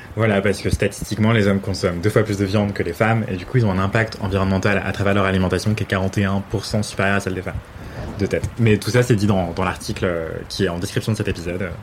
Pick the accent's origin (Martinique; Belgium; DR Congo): Martinique; je viens de Martinique